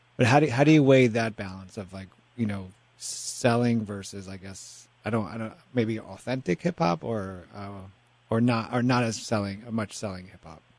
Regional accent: New York City, New York, United States; I grew up in Washington Heights

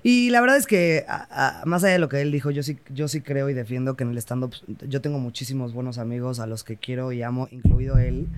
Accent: Querétaro, Mexico; yo crecí en Querétaro

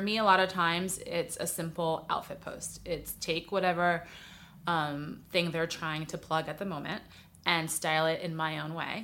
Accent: New York City, New York, United States; moved away as an adult; now in Los Angeles, United States; I'm from New York City originally, but I've lived in L A a while now, about twelve years

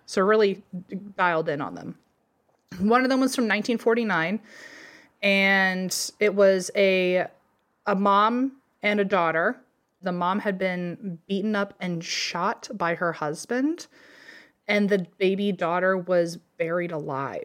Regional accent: Virginia, United States; growing up in Virginia

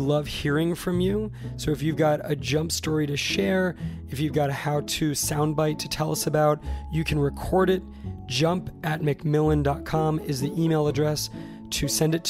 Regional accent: Santa Barbara, California, United States; Santa Barbara, my hometown

